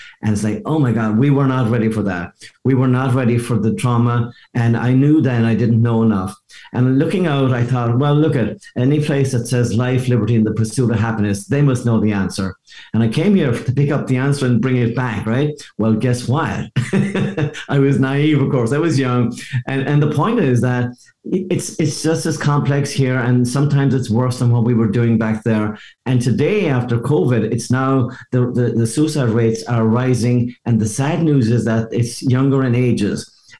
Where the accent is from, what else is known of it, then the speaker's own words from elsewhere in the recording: Ireland; moved away as an adult; now in Seattle, United States; the fact that I came from Ireland to Seattle, and I didn't even know Seattle existed. I just happened to end up there by mistake. And I came here for one weekend in 1982, and I'm still here.